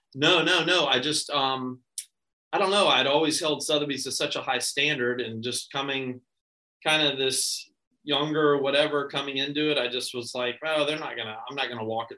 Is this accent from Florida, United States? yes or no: yes; Ponte Vedra, Florida, United States; I was born and raised here in Ponte Vedra